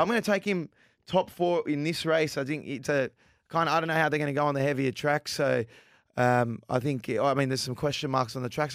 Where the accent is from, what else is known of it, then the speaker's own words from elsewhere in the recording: Sydney, New South Wales, Australia; We're from Sydney.